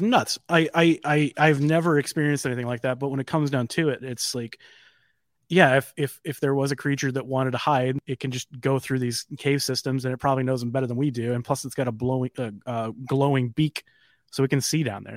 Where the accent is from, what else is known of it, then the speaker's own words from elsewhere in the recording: Midwest, United States; being a Midwesterner